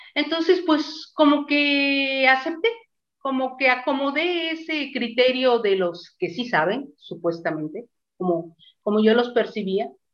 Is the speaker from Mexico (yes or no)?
yes; Mexico; also born or lived in Mazatlán; Estoy en Mazatlán, en mi país, México